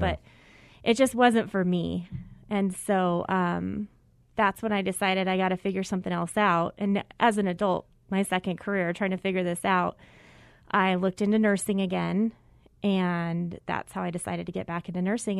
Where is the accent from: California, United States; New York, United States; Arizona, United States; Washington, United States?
Arizona, United States; Mesa; I grew up in Mesa